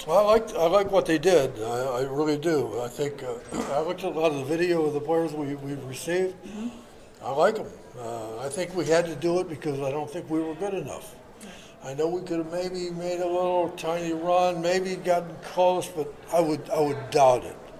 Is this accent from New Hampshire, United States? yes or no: no; Kent, Ohio, United States; moved away; I grew up in Kent and that area there playing baseball